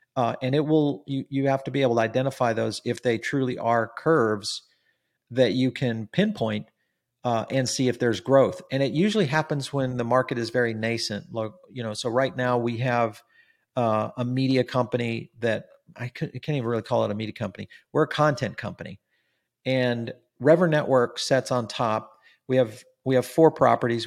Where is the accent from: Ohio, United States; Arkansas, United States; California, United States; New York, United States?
California, United States; Silicon Valley; I grew up in Silicon Valley